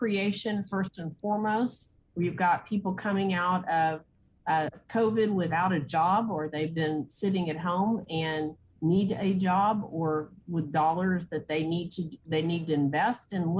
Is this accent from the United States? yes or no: yes; West Texas, United States; I grew up in West Texas. Water is always a priority. We live in a desert